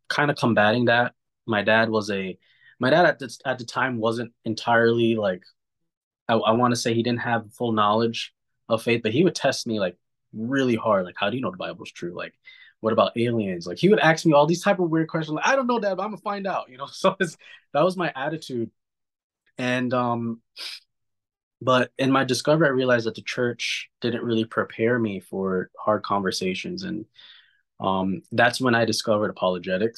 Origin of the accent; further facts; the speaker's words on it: New York City, New York, United States; I grew up in New York in a very surrounded by a melting pot of many different backgrounds